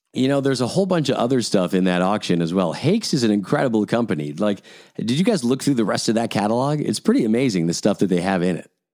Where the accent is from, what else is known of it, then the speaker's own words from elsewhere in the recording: Scotland, United Kingdom; now in Canada; I was born in Scotland. I live in Canada.